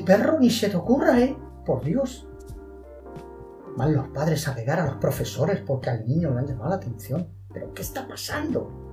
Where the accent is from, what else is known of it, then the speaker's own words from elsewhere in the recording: Spain; como españoles que somos